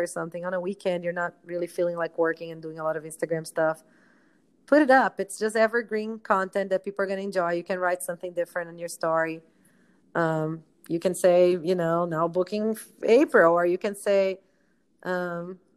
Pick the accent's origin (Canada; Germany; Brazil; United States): Brazil; moved away; I'm from Brazil.